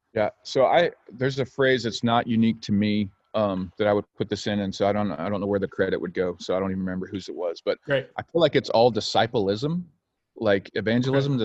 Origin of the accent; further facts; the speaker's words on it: Oklahoma, United States; also born or lived in Illinois; now in Ventura, California, United States; I grew up in Oklahoma